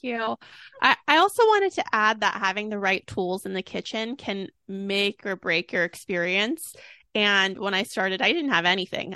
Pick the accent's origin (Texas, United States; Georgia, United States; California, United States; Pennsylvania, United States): California, United States; Sacramento; I'm from Sacramento.